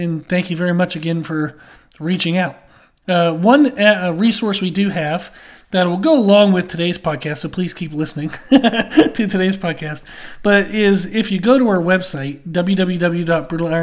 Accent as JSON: {"language": "English", "country": "United States", "said": "being an American"}